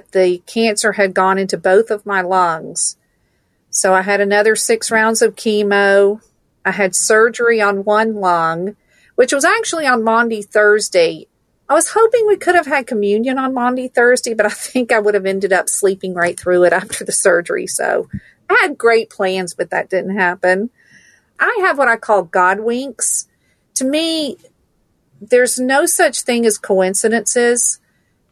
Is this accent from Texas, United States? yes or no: no; Stone Mountain, Georgia, United States; born or raised there; also born or lived in Valdosta, Georgia